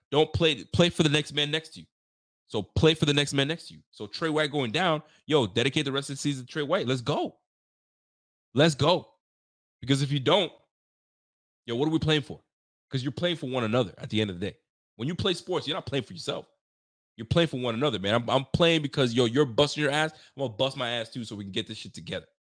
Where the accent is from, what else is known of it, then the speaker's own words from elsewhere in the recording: Canada; also born or lived in Haiti; I'm Canadian